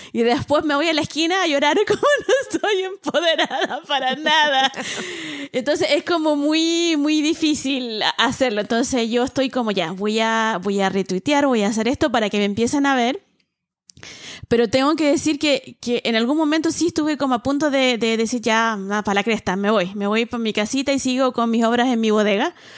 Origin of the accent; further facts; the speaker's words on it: Valparaíso, Chile; como soy porteña